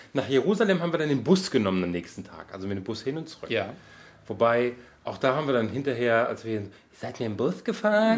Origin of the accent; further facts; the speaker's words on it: Germany